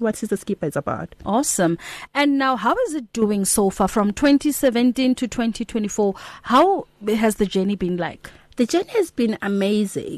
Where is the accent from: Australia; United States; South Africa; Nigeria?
South Africa; Limpopo; I'm originally from Kwalimpopo